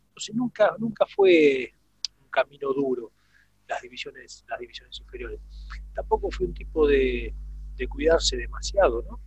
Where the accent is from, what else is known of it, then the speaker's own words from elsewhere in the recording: Villa Domínico, Buenos Aires Province, Argentina; also born or lived in Parque Patricios, Buenos Aires / Wilde; yo nací en Parque Patricio. mi viejo, mi viejo era policía de la Federal, entonces nací en el Parque, en el, en el Hospital Churruca. Parque Patricio. Apenas nací, ya estábamos ellos viviendo en Villa Domínico, así que soy, soy porteño por cinco minutos nada más